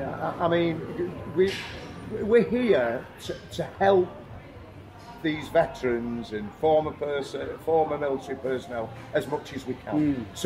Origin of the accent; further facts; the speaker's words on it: Australia; now in Thailand; I mean, although I'm Australian, there's there's a number of our customers who are